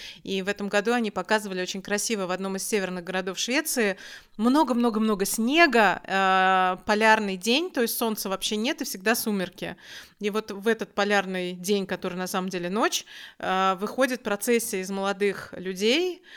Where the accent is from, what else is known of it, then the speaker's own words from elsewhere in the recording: Russia; moved away as an adult; now in Malmö, Sweden; откуда ты при... приехала, и я говорю, из России